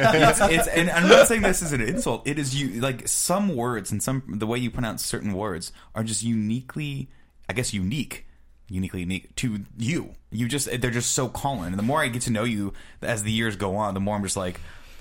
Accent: Canada; Why do Americans hate Florida? As a Canadian, I've always wondered.

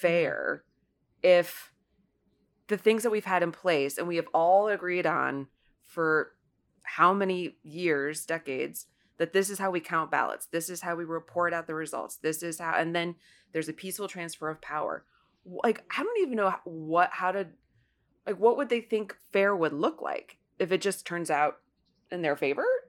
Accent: Ohio's ninth district, United States; moved away; my hometown race, which is Ohio's ninth district

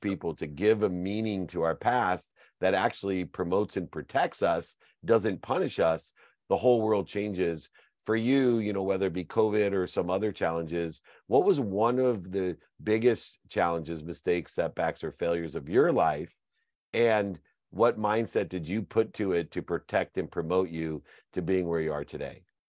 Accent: California, United States; also born or lived in Louisiana; I'm from California, uh, you know, although I went to Lu-, Louisiana for law school

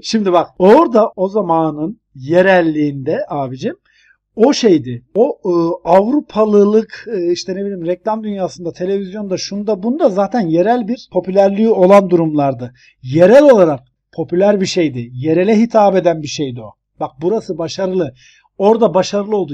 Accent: Turkey; now in United States; bir Türkiye'li olarak

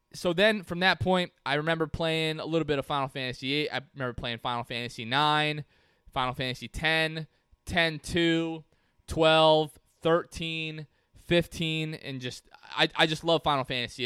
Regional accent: Port Richey, Florida, United States; my hometown of Port Ritchie, Florida

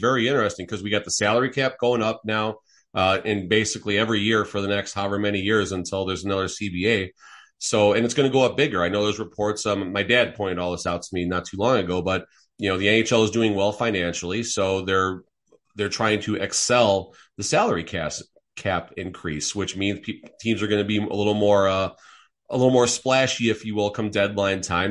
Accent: Chicago, Illinois, United States; I'm from Chicago

